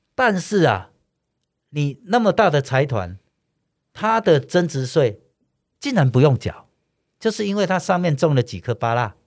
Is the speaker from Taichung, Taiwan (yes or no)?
no; Yilan County, Taiwan; 我们宜兰人从以前这个走路有风，嗯。那一种傲骨，连宜兰人要合并升格为直辖市都不要了